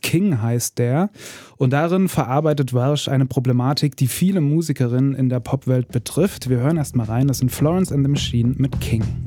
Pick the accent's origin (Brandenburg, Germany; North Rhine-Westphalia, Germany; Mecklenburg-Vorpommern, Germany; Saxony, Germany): Saxony, Germany; Ore Mountains; Also ich bin aus dem Erzgebirge